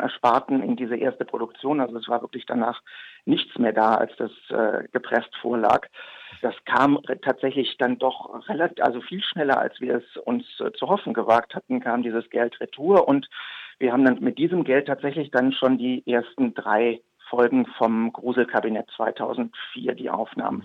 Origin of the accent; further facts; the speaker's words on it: Leverkusen, North Rhine-Westphalia, Germany; also ich bin gebürtig aus Leverkusen, bekanntlich zwischen äh, Köln und Düsseldorf am Rhein gelegen